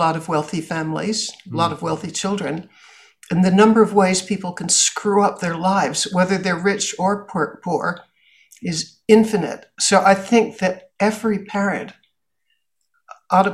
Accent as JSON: {"language": "English", "town": "Boston", "region": "Massachusetts", "country": "United States", "tie": "born or raised there", "said": "I grew up in Boston"}